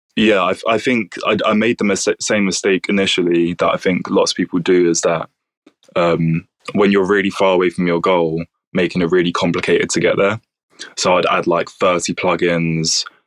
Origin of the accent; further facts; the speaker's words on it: Bromley, London, United Kingdom; now in Brighton, United Kingdom; I'm actually from Southeast London. So oh, nice. It's a place called Bromley